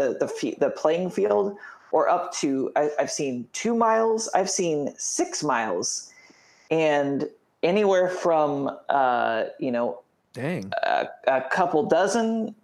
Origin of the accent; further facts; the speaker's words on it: Indiana, United States; growing up in Indiana